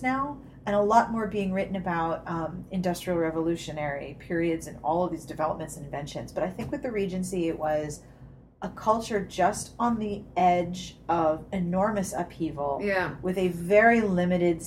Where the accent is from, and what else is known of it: United States; also born or lived in New Jersey; now in Maryland, United States